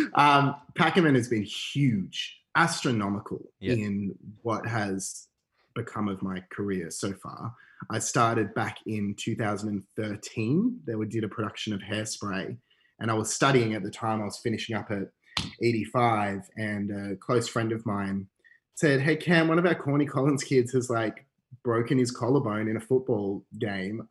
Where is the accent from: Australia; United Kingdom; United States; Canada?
Australia; Canberra, Australian Capital Territory; I grew up in Canberra actually